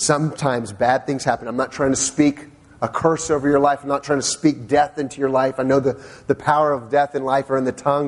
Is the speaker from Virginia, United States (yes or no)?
yes; Northern Virginia, United States; I've always lived in the Northern Virginia area